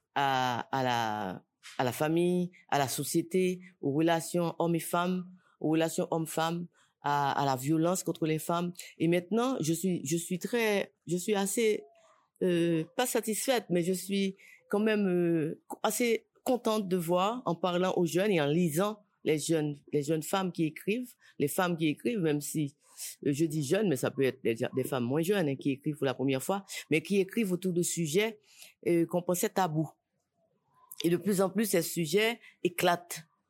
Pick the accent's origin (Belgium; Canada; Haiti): Haiti; Port-au-Prince, Ouest; Port-au-Prince, c'est ma ville natale. Maintenant, Port-au-, Port-au-Prince a tellement changé du moment où je grandissais à Port-au-Prince